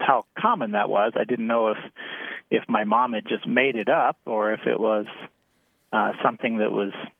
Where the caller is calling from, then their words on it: Ravenna, Nebraska, United States; I'm calling from Ravenna, Nebraska.